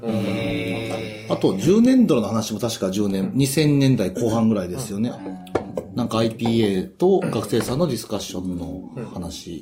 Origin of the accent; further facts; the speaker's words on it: Kansai, Japan; moved away; 関西生まれの関西育ちなんですけども